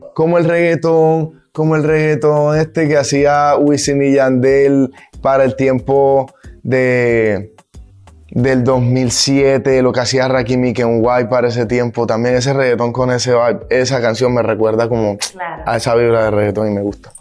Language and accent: Spanish; Montería, Córdoba, Colombia; representando a Montería, que es de donde vengo, la ciudad donde yo vengo